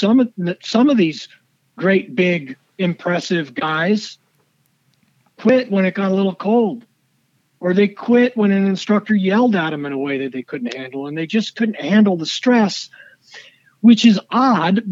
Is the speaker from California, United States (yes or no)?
yes; Southern California, United States; I grew up in Southern California